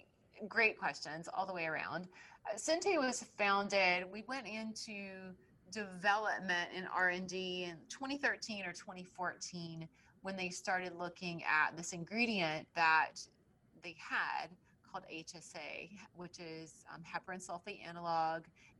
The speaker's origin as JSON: {"language": "English", "region": "Tennessee", "country": "United States", "said": "because I came here from Tennessee. I didn't know anybody. I didn't know my way around."}